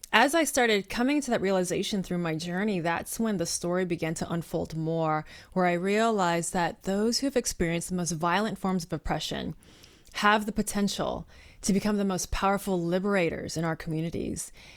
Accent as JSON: {"language": "English", "area": "Bay Area", "region": "California", "country": "United States", "tie": "born or raised there", "said": "I'm a third generation Chinese American, born and raised in the Bay Area, best area to be from"}